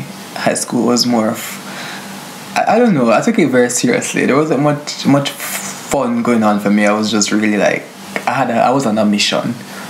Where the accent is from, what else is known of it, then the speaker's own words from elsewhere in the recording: Montego Bay, Saint James, Jamaica; moved away; I grew up in the beautiful city of Montego Bay in the island of Jamaica, or on the island of Jamaica.